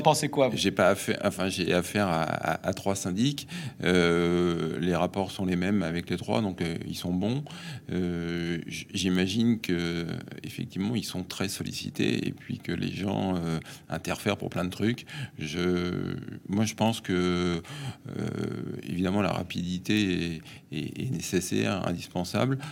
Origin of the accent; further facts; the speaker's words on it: Paris, Île-de-France, France; je suis parisien, hein, fils de parisien, né à Paris, j'ai toujours vécu à Paris